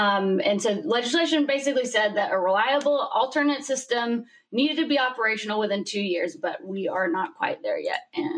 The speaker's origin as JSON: {"language": "English", "town": "Birmingham", "region": "Alabama", "country": "United States", "moved": "yes", "lives_now": "Calabasas, United States", "said": "Well, I'm in Calabasas, but I call it Calabama because y'all know I'm from Birmingham."}